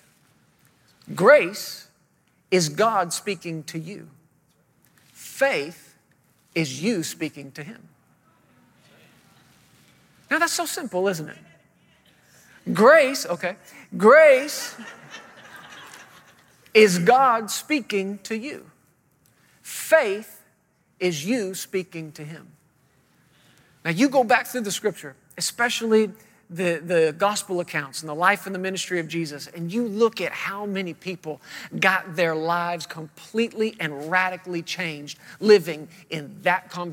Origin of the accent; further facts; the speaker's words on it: Fort Worth, Texas, United States; moved away as an adult; now in Woodland Park, United States; we're originally from the Fort Worth, Texas area.